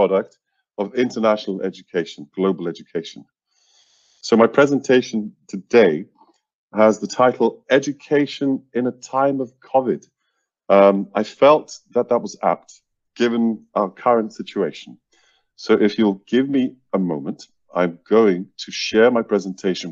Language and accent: English; Iceland; now in Seoul, South Korea; originally from Iceland